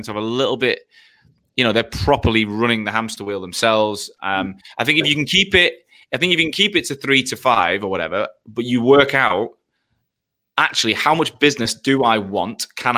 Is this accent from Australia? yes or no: yes; Australia; moved away as an adult; now in London, United Kingdom; Like when I came from Australia to London